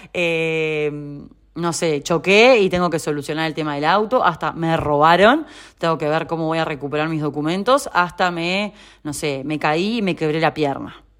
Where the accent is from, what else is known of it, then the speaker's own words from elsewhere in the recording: Uruguay; moved away as an adult; also born or lived in Rosario, Argentina; now in Buenos Aires, Argentina; soy uruguaya